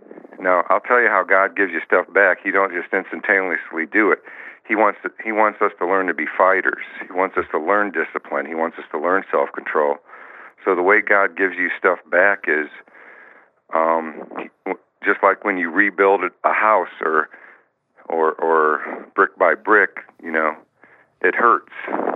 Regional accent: Gary, Indiana, United States; also born or lived in Los Angeles; I was born in Gary, Indiana, in the the mean streets of Gary, Indiana. Lived with my mom and, geez, how many other relatives in a two-bedroom rundown apartment

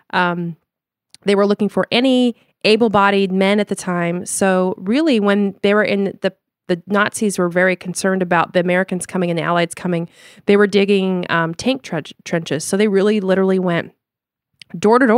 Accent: Limburg, Netherlands; English is a second language; Now we're from Lim- the province of Limburg, which is the very southern part of Holland.

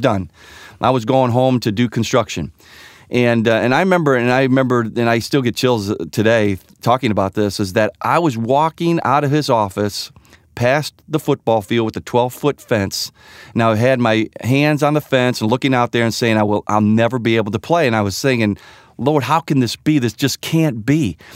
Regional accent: Sugar Grove, Illinois, United States; ever since I was a little boy, um, growing up in Sugar Grove, Illinois

